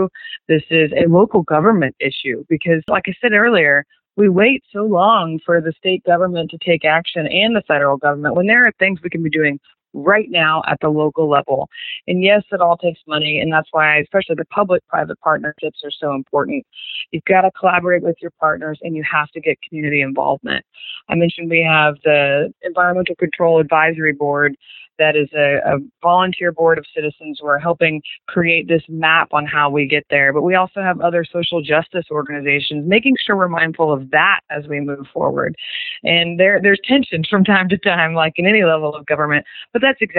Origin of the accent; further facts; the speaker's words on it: Wichita, Kansas, United States; moved away; I'm from Wichita, Kansas, originally, and went to Mays High School.